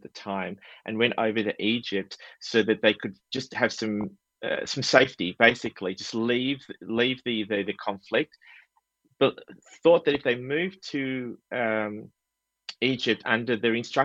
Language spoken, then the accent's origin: English; Australia; I was born and raised in Australia